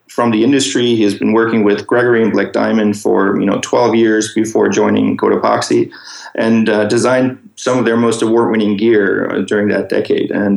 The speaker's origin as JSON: {"language": "English", "town": "Munich", "region": "Bavaria", "country": "Germany", "tie": "born or raised there", "moved": "yes", "said": "I'm originally from Germany. I was born and raised in Munich, close to the Alps."}